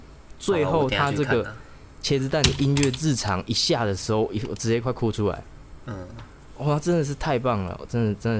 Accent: central-southern Taiwan, Taiwan; 我们中南部的人

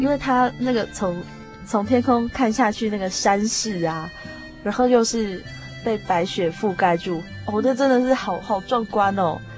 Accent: Taiwan; 我们同样来自台湾

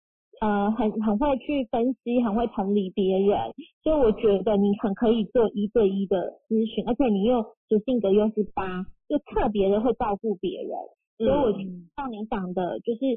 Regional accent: Kaohsiung, Taiwan; 我高雄人

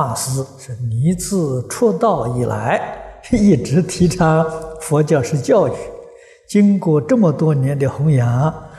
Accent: China; 啊，它的内涵呢是神圣的教育，啊，就是我们中国人讲啊，古圣先贤的教育

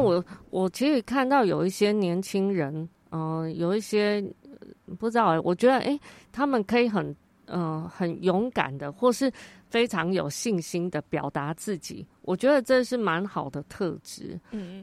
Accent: Taichung, Taiwan; 所以从小我有机会，有大概六七年的时间住在里面，都是跟外国小朋友，外国的家庭一起长大。

